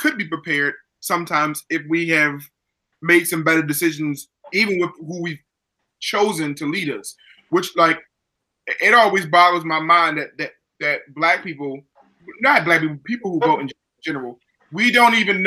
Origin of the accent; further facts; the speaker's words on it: Baltimore, Maryland, United States; I grew up in Baltimore